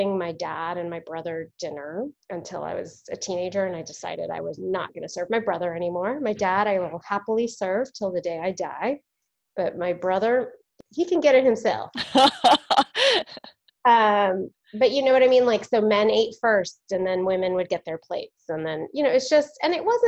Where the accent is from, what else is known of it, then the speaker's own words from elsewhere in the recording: Houston, Texas, United States; now in Austin, United States; I grew up in Houston, in Texas